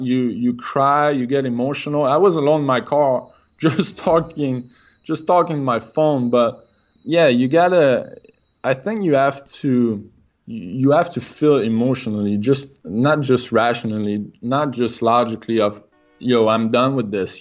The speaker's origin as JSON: {"language": "English", "town": "Quebec City", "region": "Quebec", "country": "Canada", "accent": "French Canadian", "second_language": "English", "said": "I'm from Quebec City, so I'm French Canadian. If I got an accent, that's, that's the reason why"}